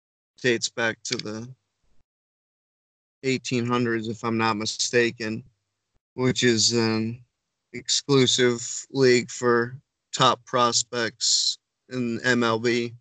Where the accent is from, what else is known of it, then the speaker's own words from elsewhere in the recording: Michigan, United States; I'm from Michigan, and apple orchards are pretty huge here.